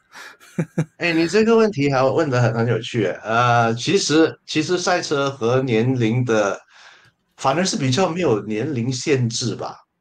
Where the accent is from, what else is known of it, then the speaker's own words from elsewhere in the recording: Malaysia; 我是马来西亚的作家，呃，诗人